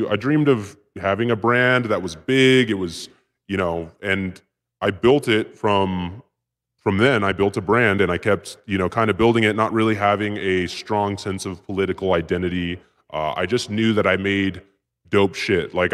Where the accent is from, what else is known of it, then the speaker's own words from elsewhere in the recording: West Coast, United States; It was like because I grew up on the West Coast, it was like some West Coast kind of like grimy like uh, Lords of Dogtown shit.